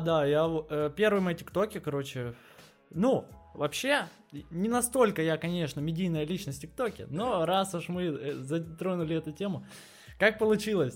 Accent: Alzamay, Irkutsk Oblast, Russia; moved away; Я из маленького э, поселка городского типа под названием Алзамай, это в Иркутской области

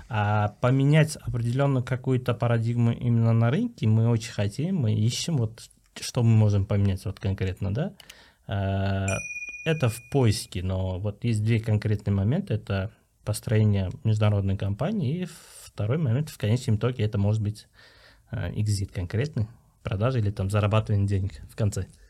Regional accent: Uzbekistan; мы, вот именно узбеки, узбекские ребята

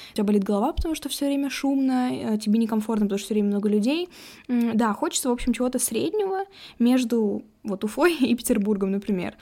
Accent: Ufa, Bashkortostan, Russia; мы из Уфы, где вообще там полтора миллиона человек почти живет

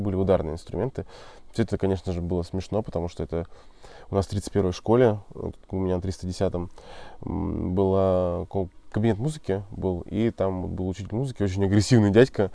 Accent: Murmansk, Murmansk Oblast, Russia; я, кстати, из Мурманска

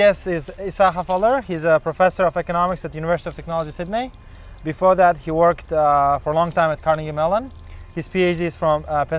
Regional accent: Uzbekistan; And, you know, I'm from Uzbekistan

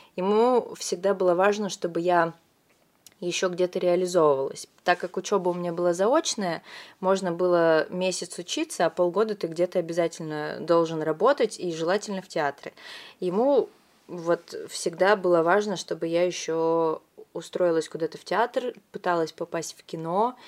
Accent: Vladivostok, Primorsky Krai, Russia; moved away as an adult; also born or lived in Moscow; now in Saint Petersburg, Russia; Я сама родом из Владивостока

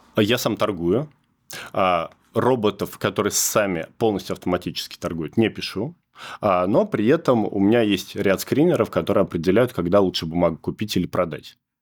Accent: Zelenograd, Moscow, Russia; Я сам из Зеленограда. В Зеленограде родился, закончил институт

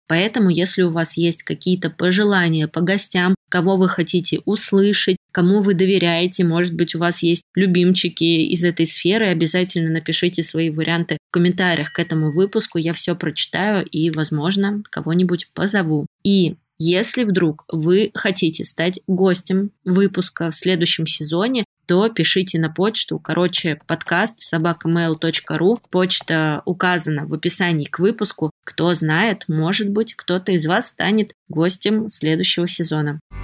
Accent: Tomsk, Tomsk Oblast, Russia; из Томска, моего родного города

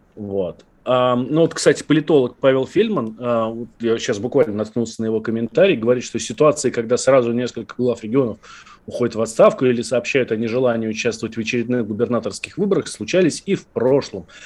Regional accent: Moscow, Russia; мы, москвичи

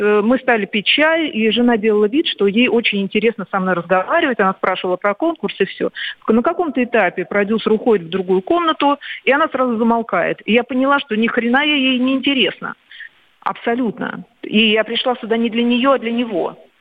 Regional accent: Moscow, Russia; я родилась в Москве

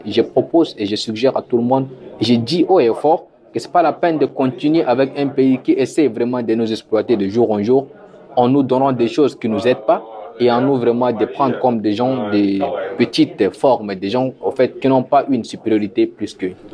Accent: Central African Republic; now in Moscow, Russia; j'attends en tant qu'Africain, en tant que Centrafricain

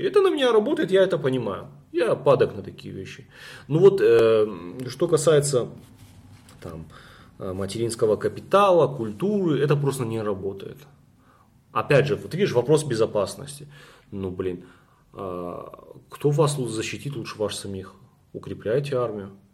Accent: North Ossetia–Alania, Russia; я северянин, у меня нету никого в Южной Осетии, ни родственников, никого

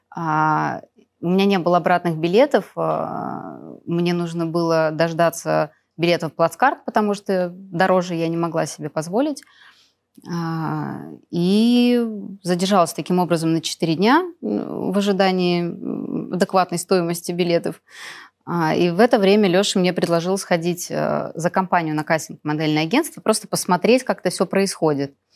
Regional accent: Perm, Perm Krai, Russia; moved away as an adult; now in Moscow, Russia; Я жила в Перми, закончила школу золотой медалью

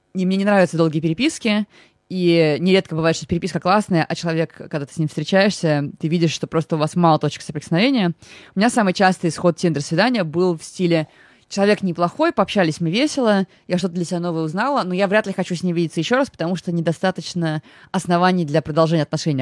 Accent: Moscow, Russia; я из Выхина, это прям район

